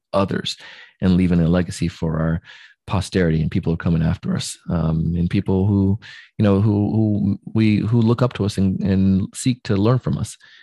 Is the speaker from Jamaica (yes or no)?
yes; Jamaica; moved away; I grew up in Jamaica